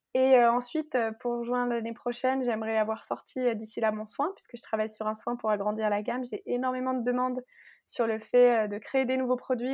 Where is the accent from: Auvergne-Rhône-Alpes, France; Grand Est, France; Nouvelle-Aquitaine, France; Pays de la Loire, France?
Grand Est, France; Alsace; also born or lived in Nantes / Paris; je viens d'Alsace